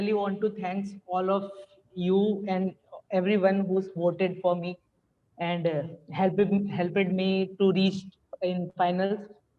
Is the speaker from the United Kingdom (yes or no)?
no; Kanpur, Uttar Pradesh, India; I am from India, Kanpur, UP.